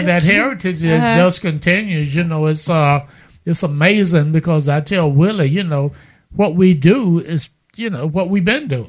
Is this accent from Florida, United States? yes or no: yes; Winter Haven, Florida, United States; now in Mobile, United States; from Winter Haven, Florida, which is Central Florida, which is a great area to be from.